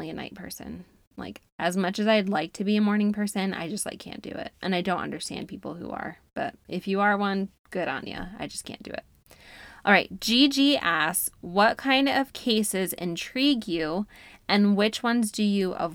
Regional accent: New York, United States; moved away as an adult; now in Utah, United States; I claim New York as where I'm from because that's where I went to school and was raised

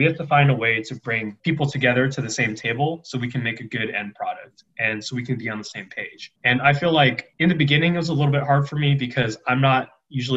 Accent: Diamond Bar, California, United States; moved away as an adult; My hometown is Diamond Bar, California

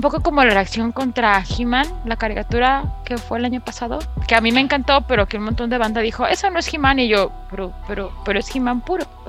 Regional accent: Mexico City, Mexico; los de la Ciudad de México ya estamos acostumbrados

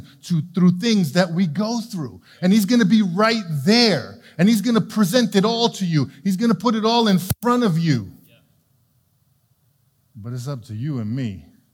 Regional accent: New York City, New York, United States; When I was a kid, I grew up in New York City in Brooklyn.

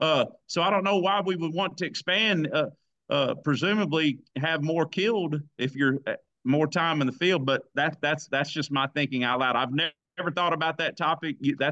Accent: Sikeston, Missouri, United States; also born or lived in Texas County, Missouri; My dad took a job when I grew up in Sykeston, Missouri. My dad took a job with a postmaster job in Texas County just for the turkey hunt. And we moved there in the 80s in the golden era of Texas County, Missouri.

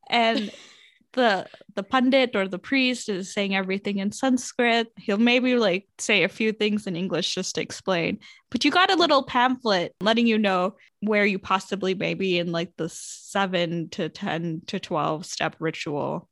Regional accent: United States; you're from the States

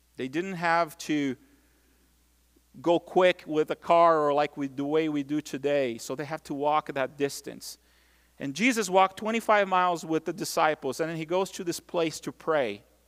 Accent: Brazil; moved away; growing up in Brazil

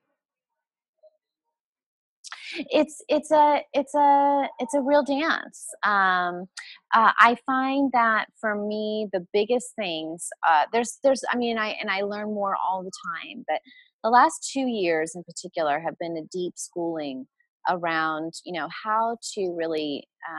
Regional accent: United States; as an American woman

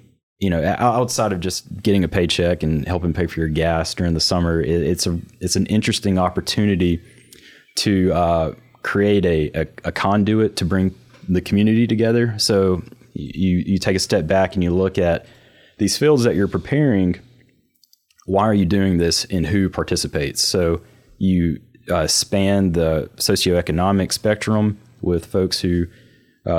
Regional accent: New Albany, Mississippi, United States; I grew up in New Albany, Mississippi

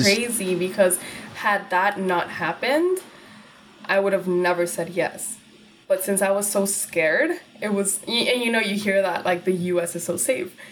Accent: Laredo, Texas, United States; English is a second language; moved away as an adult; also born or lived in Guadalajara, Jalisco, Mexico; now in New York City, United States; I grew up in Laredo, Texas

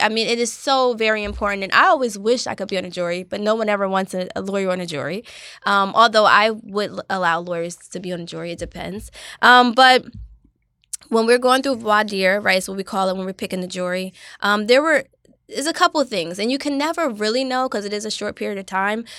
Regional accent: Asbury Park, New Jersey, United States; I grew up in Asbury Park, New Jersey

